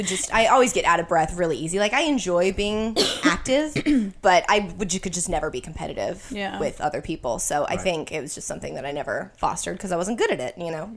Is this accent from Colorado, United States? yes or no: yes; Denver, Colorado, United States; moved away; I'm from Denver